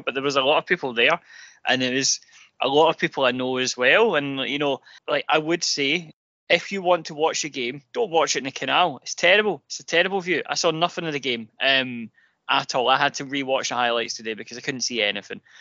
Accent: Glasgow, Scotland, United Kingdom; I am actually from Drumchapel. I grew up in Drumchapel uh, for the first five years

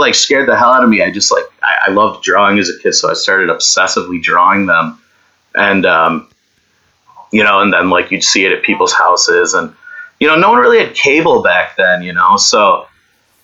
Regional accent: Silver Springs, New York, United States; I grew up in Silver Springs, Warsaw, New York. It's near Letcher State Park, but Podunk Town. It's about an hour, 10 minutes from Buffalo

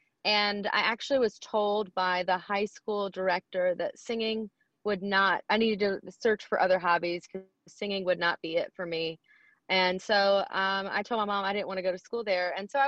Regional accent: Germantown, Tennessee, United States; also born or lived in Hickory Hill, Memphis; But I grew up in Germantown.

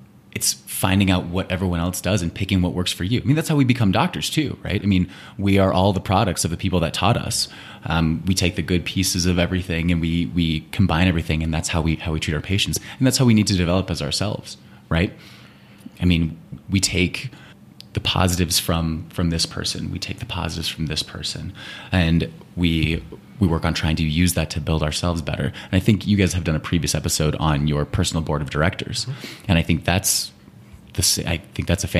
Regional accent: Phoenix, Arizona, United States; I grew up in Phoenix

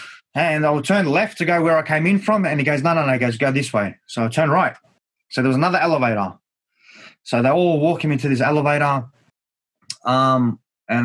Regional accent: Australia

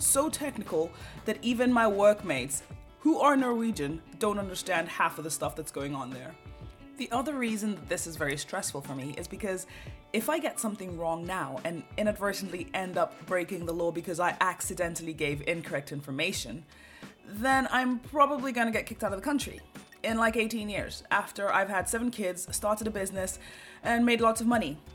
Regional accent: Kenya; moved away as an adult; now in Norway; I was from Kenya

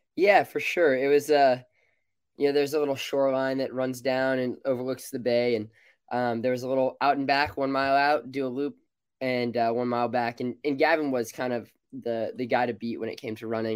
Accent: Alameda, California, United States; moved away as an adult; now in Eugene, United States; I grew up in Alameda. I've lived here pretty much all my life

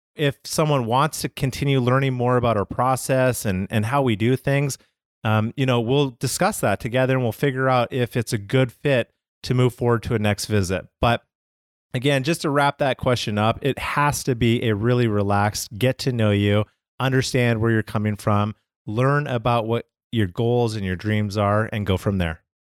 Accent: Calgary, Alberta, Canada; I'm from Calgary, Canada.

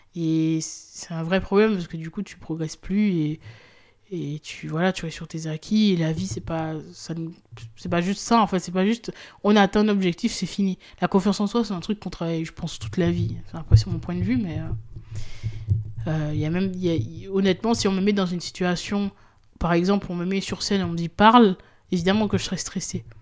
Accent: Guadeloupe; moved away; je suis originaire de la Guadeloupe

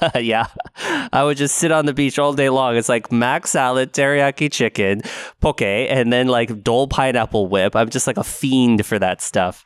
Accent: West Linn, Oregon, United States; moved away; also born or lived in Honolulu, Hawaii; I grew up in West Lynn

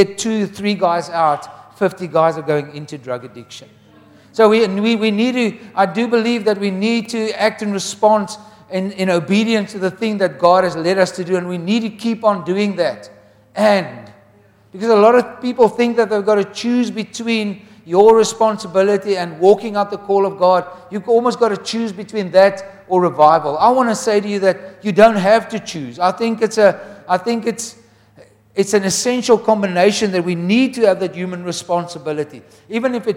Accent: Wellington, Western Cape, South Africa; we come from Wellington where Andrew Murray lived

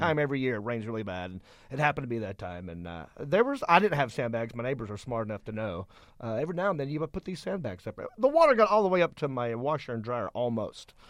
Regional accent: Hickory, North Carolina, United States; moved away as an adult; now in Southern California, United States; I'm from North Carolina, living out here, two, uh, Southern comedians trying to make it in Southern California

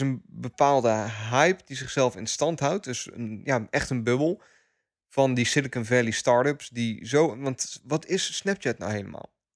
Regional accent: Netherlands; als Nederlanders

